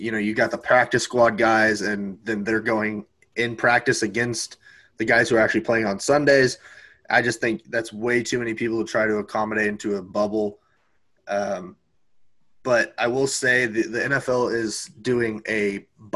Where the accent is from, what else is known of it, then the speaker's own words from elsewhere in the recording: Kansas, United States; We're all from Kansas